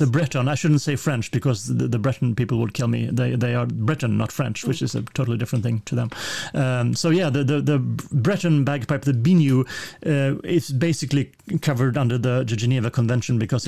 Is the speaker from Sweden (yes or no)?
yes; Sweden